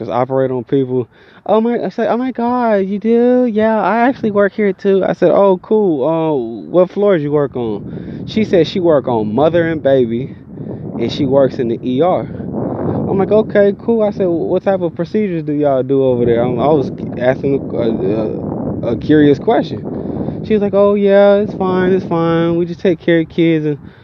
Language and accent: English; Georgia, United States; accent: country; I'm from Georgia